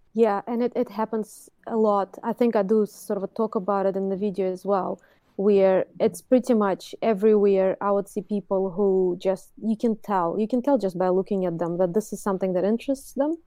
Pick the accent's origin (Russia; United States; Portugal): Russia; Moscow; English is a second language; now in Auckland, New Zealand; I've started my, um, art education when I was in Russia. I was born in Moscow. And I did art school, you know, there